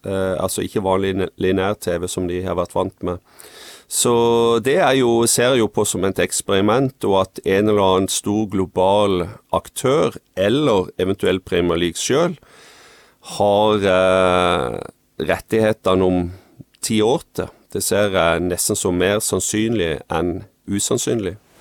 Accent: Farsund, Agder, Norway; så kommer jeg fra, fra Farsund på Sørlandet

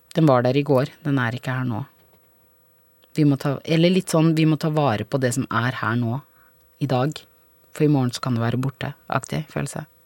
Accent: Vormsund, Akershus, Norway; also born or lived in Grünerløkka, Oslo; jeg vokste opp på, um, på Grünerløkka fra jeg var to måneder til jeg gikk i andre klasse på barneskolen. Og så eh, bodde vi i leilighet, og så var vi en familie på fem, så vi flytta til Vormsund med stor hage

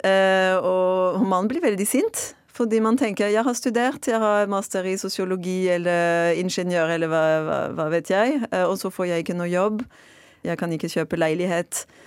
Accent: Marseille, Provence-Alpes-Côte d'Azur, France; Norwegian is a second language; moved away as an adult; now in Norway; Jeg er fransk fra Marseille og har bodd i Norge i nesten ti år.

